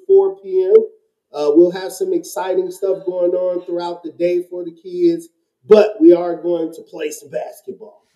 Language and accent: English; Chicago, Illinois, United States; I am from Chicago